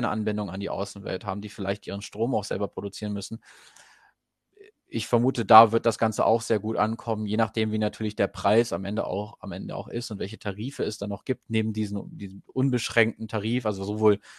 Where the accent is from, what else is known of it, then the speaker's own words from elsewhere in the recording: Goslar, Lower Saxony, Germany; Ich komme ja ursprünglich aus Goslar und habe das dann relativ relativ schnell irgendwie durch lokale Nachrichten auch mitbekommen.